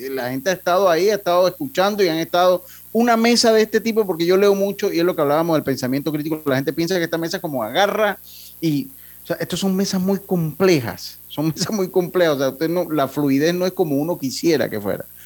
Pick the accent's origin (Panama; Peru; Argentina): Panama; todos los panameños